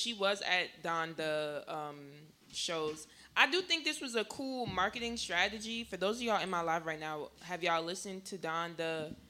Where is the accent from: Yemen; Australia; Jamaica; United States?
Jamaica; I've listened to this tracks with Shinsia on it because, you know, I'm Jamaican, so